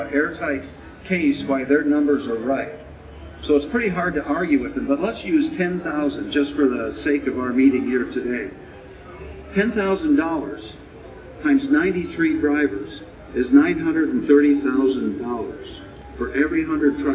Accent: Colorado, United States; I'm from Colorado

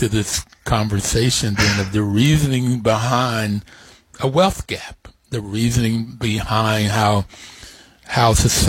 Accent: West Virginia, United States; also born or lived in New York City; I was born in New York City, but grew up in West Virginia.

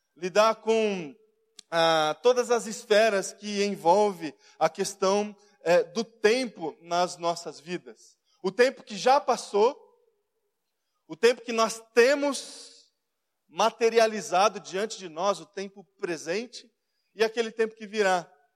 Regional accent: Brazil; nós somos brasileiros

